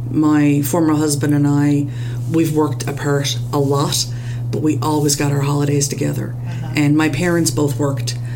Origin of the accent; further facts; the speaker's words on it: Newfoundland and Labrador, Canada; I was raised very traditionally in Newfoundland, raised Catholic